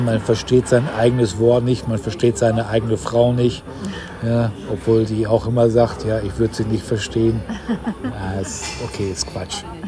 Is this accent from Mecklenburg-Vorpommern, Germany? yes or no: no; Ruhr area, North Rhine-Westphalia, Germany; moved away; Norddeutscher bin ich ja nicht, aber aus dem Norden von Deutschland, so ist präziser, aus, aus, äh, aus dem Ruhrgebiet